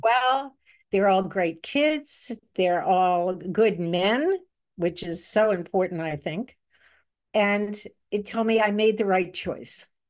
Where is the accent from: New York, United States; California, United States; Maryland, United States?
New York, United States; Manhasset; also born or lived in Brooklyn, New York; I grew up in, on Long Island in a place called Manhasset, although I did start off in Brooklyn